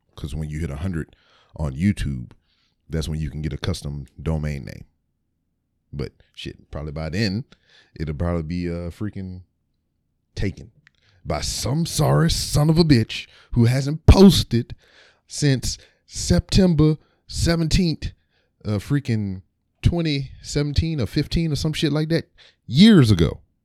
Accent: Lake Charles, Louisiana, United States; moved away; I was born in Lake Charles, Louisiana. I went to a elementary school called Cherry Street, which was later changed to J D Clifton

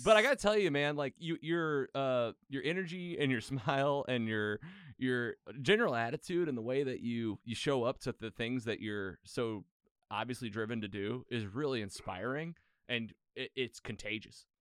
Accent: Bonne Terre, Missouri, United States; Missouri. Uh, I grew up in Bonterre

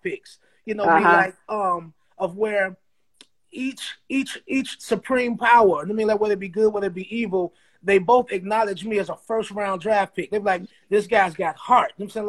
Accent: the South, United States; we're from the South

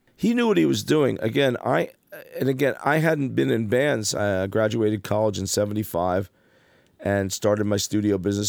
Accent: Passaic, New Jersey, United States; growing up in Passaic

